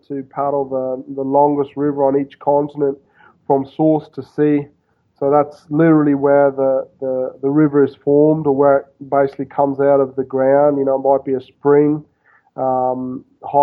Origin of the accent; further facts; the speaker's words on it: Queensland, Australia; now in Buenos Aires, Argentina; I grew up in Australia, of course, I grew up basically right on the Pacific